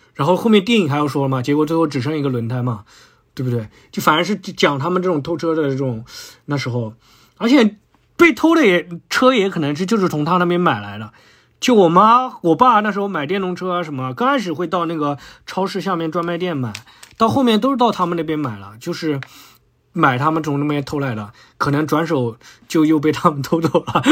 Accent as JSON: {"language": "Chinese", "area": "Dahua New Village", "region": "Shanghai", "country": "China", "tie": "born or raised there", "said": "我小初中，中学时代是居住在大华新村"}